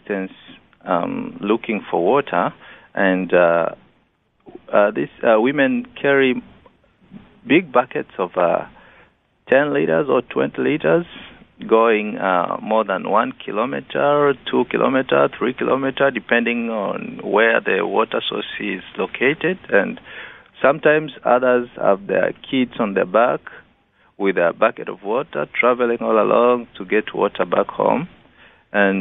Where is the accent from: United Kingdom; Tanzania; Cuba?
Tanzania; Rorya district, Mara; where I'm coming from Rorya district, and Rorya is found in the northern part of Tanzania